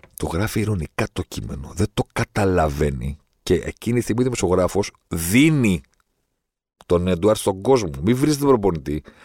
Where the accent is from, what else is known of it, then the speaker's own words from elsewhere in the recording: Greece; είμαι από την Ελλάδα